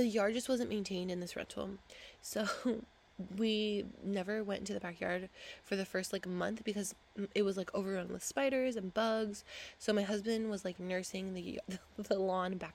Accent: Huntington Beach, California, United States; moved away; I grew up in Huntington Beach

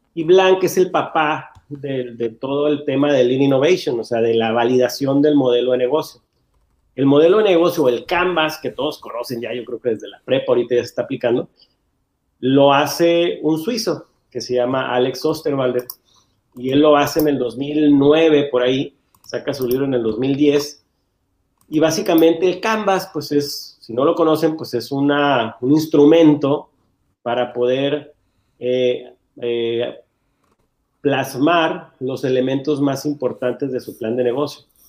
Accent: Mexico; la raza mexicana

